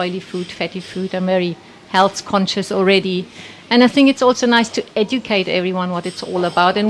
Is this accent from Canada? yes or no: no; Germany; also born or lived in Namibia / United Kingdom; now in Cape Town, South Africa; I come from Germany originally. I immigrated to Namibia in 1982 and moved 2004 to Cape Town. Worked until 2009 in Cape Town and then went to UK, worked in the UK for the season, came back to South Africa, back UK